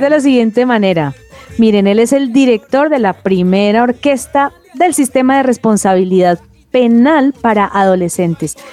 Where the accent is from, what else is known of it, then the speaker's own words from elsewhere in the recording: Cali, Valle del Cauca, Colombia; yo soy caleña, ellos son caleños.